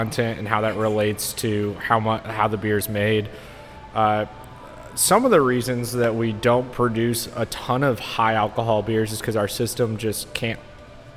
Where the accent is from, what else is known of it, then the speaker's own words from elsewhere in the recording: Pennsylvania, United States; moved away as an adult; also born or lived in Pittsburgh; now in Texas, United States; I'm from Pennsylvania